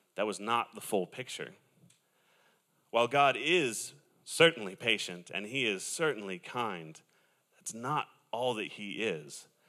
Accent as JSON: {"language": "English", "region": "Southern California", "country": "United States", "said": "I am from Southern California"}